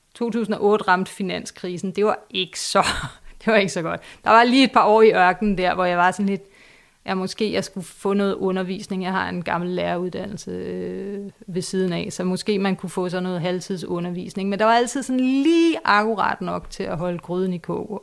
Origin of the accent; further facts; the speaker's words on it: Vestegnen, Capital Region of Denmark, Denmark; jeg selv fra Vestegnen